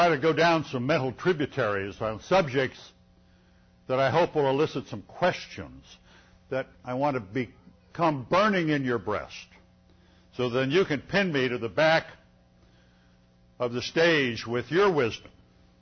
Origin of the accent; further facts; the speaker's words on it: Illinois, United States; I'm from Illinois